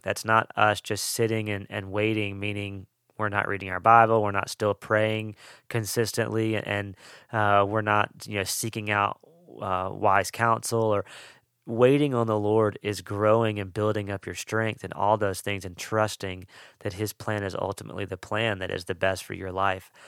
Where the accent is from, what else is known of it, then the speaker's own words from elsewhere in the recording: Mississippi, United States; also born or lived in Western North Carolina; now in North Carolina, United States; I'm from Mississippi, and so, uh, I love the possibility of snow, and we live in the mountains of Western North Carolina, and so, uh, getting snow is way more possible here than where I grew up